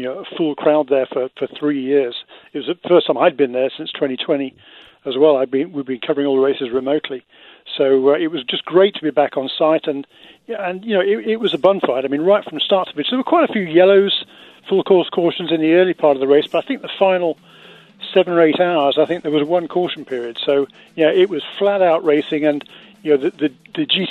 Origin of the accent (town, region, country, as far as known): England, United Kingdom; accent: Queen's English; now in United States